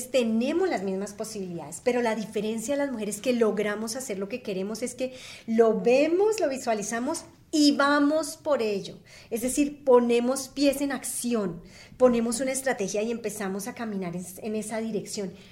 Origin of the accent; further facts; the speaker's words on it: Colombia; yo soy colombiana